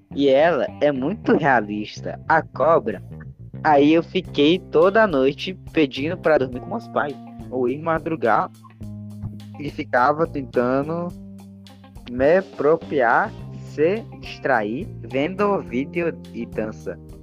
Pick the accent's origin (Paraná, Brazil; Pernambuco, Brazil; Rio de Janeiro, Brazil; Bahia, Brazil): Bahia, Brazil; eu sou da Bahia